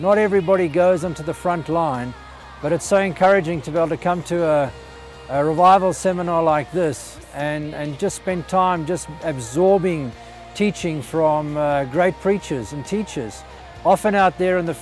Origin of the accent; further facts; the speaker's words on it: Simon's Town, Western Cape, South Africa; moved away as an adult; now in Mbala, Zambia; We're originally from Simonstown in Cape Town, and we moved up to Mbala, northern Zambia, 12 years ago